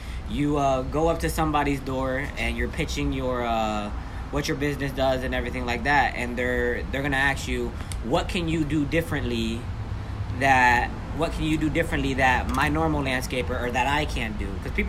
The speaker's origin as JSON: {"language": "English", "town": "Orlando", "region": "Florida", "country": "United States", "said": "I'm 17 too. I am from the Orlando area, you know what I'm saying? 407."}